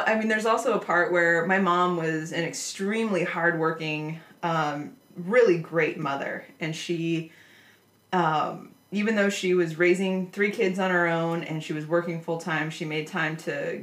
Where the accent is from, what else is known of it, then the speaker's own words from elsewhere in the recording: Nebraska, United States; I grew up in Nebraska